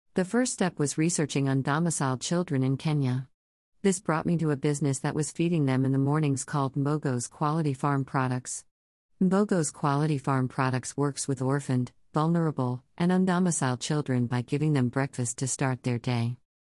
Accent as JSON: {"language": "English", "town": "New York City", "region": "New York", "country": "United States", "tie": "born or raised there", "said": "I grew up in New York City in America"}